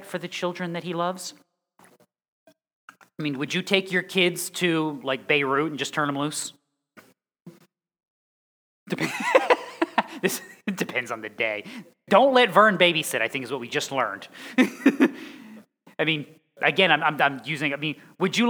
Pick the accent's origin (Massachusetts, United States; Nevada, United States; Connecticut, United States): Connecticut, United States; moved away; I'm from Connecticut.